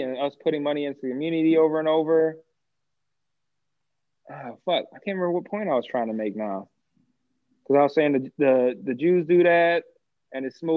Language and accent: English; United States; even though I'm American